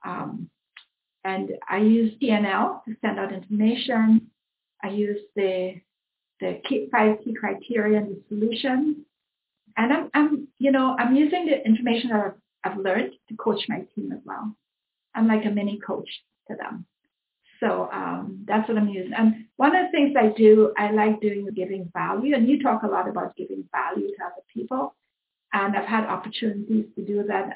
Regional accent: Trinidad & Tobago; now in Mississauga, Canada; I was born in Trinidad

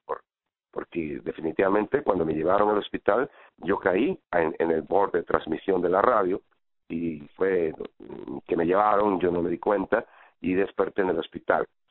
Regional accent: Mexico; now in United States; como mexicano pues nos hace falta siempre

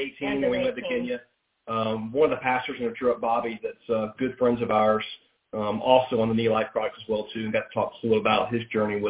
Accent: Atlanta, Georgia, United States; Born in Atlanta as well, too. Been here my entire life. Very few of us true native Atlantans.

